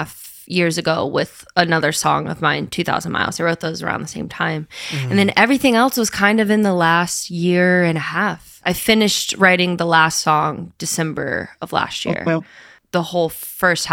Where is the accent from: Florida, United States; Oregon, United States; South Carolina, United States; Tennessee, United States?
Florida, United States; also born or lived in Nashville; now in Los Angeles, United States; I grew up in Florida